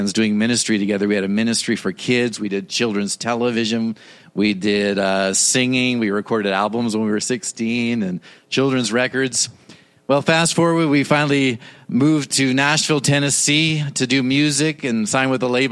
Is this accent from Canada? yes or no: yes; Toronto, Ontario, Canada; moved away; I was born and raised in Toronto, Canada